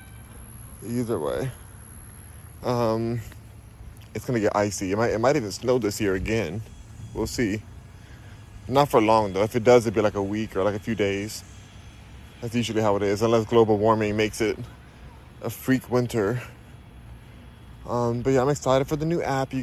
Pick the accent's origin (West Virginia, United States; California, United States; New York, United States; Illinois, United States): California, United States; Los Angeles; now in Houston, United States; I'm from Los Angeles, California